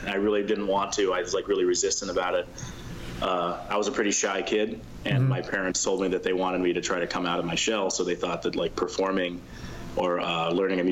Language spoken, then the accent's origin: English; Vancouver, Washington, United States; moved away as an adult; also born or lived in New York City / Miami; I usually tell people I'm from Portland, but I'm really from a suburb called Vancouver, Washington, which is right across the Columbia River. So I grew up playing in like a typical high school band program